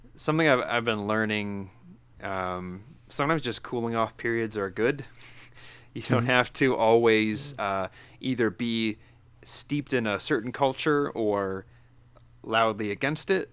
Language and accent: English; upstate New York, United States; moved away; I grew up in upstate new york like 20 minutes from where daryl's sitting right now